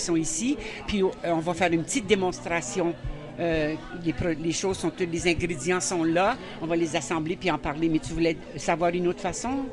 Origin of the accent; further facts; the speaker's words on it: Saint-Basile, New Brunswick, Canada; now in Bouctouche, Canada; J'ai grandi à Saint-Basile, moi, au Nouveau-Brunswick